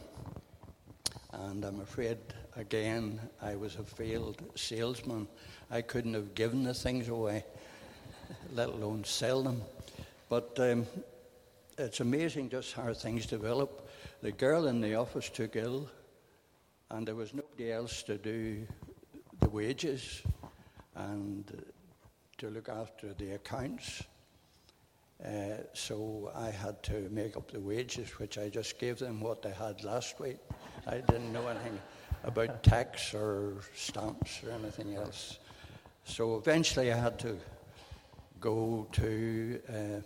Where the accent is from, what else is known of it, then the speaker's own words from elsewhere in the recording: Belfast, Northern Ireland, United Kingdom; I was born in Belfast